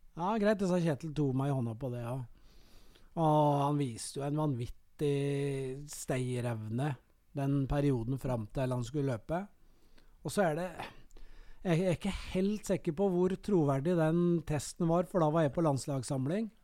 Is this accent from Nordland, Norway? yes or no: no; Kongsvinger, Innlandet, Norway; moved away; also born or lived in Elverum / Gjøvik; jeg er født og oppvokst på Kongsvinger